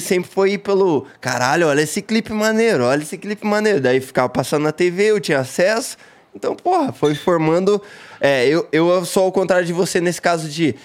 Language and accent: Portuguese; Paranaguá, Paraná, Brazil; also born or lived in Curitiba / Siqueira Campos; eu cresci em Paranaguá e daí mudei para Curitiba, Siqueira Campos, e aí é no Paraná